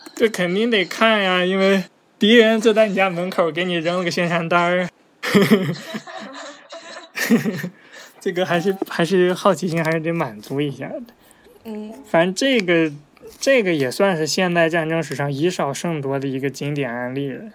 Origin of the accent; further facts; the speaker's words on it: China; 咱们作为中国人